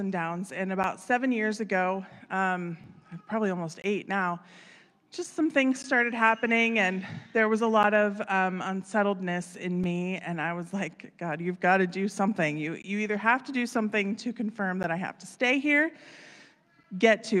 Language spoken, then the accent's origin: English; Wheeling, West Virginia, United States; moved away as an adult; also born or lived in Florida; I was born in Wheeling